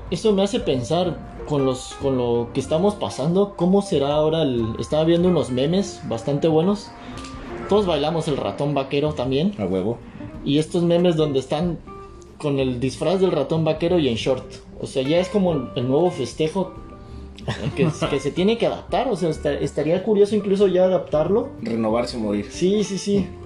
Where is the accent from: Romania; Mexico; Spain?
Mexico